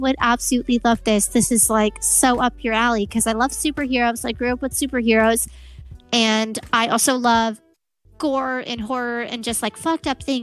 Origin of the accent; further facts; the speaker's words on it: Portland, Oregon, United States; I'm from Portland, Oregon